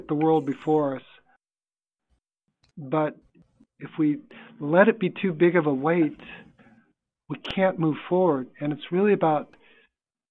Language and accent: English; United States; I was your classic American kid